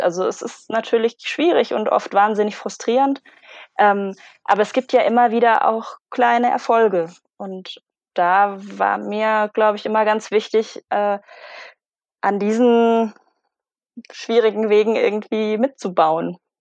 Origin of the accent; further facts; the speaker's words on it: Konstanz, Baden-Württemberg, Germany; moved away as an adult; also born or lived in Palermo, Sicily; ich bin aufgewachsen in Konstanz am Bodensee